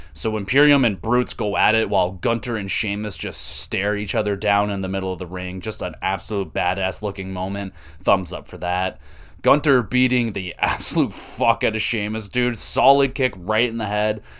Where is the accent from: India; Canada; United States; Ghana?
Canada; I'm Canadian